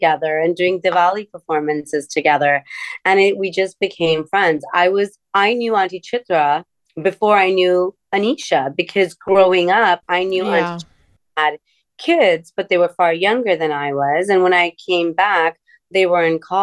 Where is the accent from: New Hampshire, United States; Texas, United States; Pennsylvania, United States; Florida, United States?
Florida, United States; Miami; moved away as an adult; also born or lived in India; I grew up in Miami